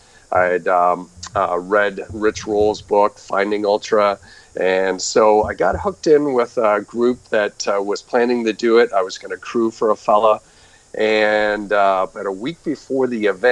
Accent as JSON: {"language": "English", "area": "just outside of Toronto", "region": "Ontario", "country": "Canada", "tie": "born or raised there", "also_born_or_lived": "Albuquerque, New Mexico, United States", "moved": "as an adult", "said": "I'm actually originally from Canada. I grew up just outside of Toronto"}